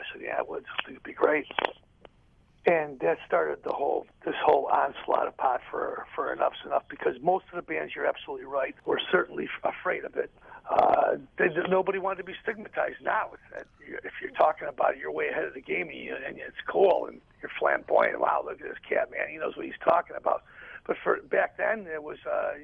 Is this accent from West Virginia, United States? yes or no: no; Chicago, Illinois, United States; Being here in Chicago, it's even though it's my hometown